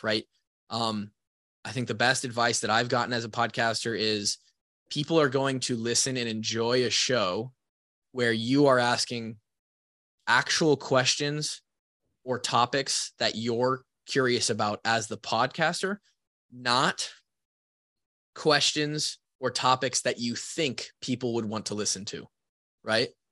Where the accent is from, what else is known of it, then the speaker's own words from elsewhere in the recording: Marshalltown, Iowa, United States; my hometown house, the house that I grew up in in Marshalltown, Iowa